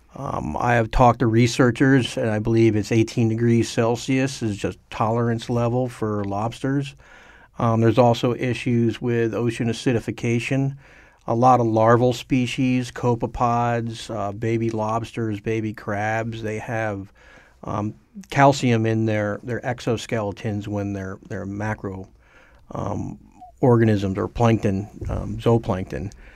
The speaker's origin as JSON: {"language": "English", "town": "Wilton", "region": "Connecticut", "country": "United States", "tie": "born or raised there", "also_born_or_lived": "Vermont / Guatemala / Alaska", "moved": "as an adult", "said": "I grew up in Wilton, and we fished Long Island Sound a lot for flounder and bluefish"}